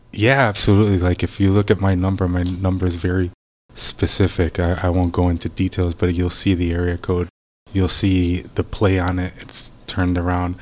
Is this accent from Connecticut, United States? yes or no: yes; Bridgeport, Connecticut, United States; moved away as an adult; now in St. Petersburg, United States; Born and raised in uh, in Connecticut